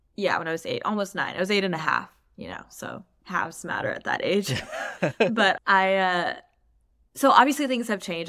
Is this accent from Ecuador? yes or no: no; Pakistan; moved away; also born or lived in Palos Verdes, California; as a Pakistani person, immigrating to a place like Palos Verdes